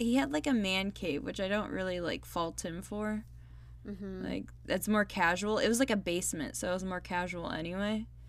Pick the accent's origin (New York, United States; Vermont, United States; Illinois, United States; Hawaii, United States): Illinois, United States; Chicago; accent: Chicago; My Chicago accent coming out.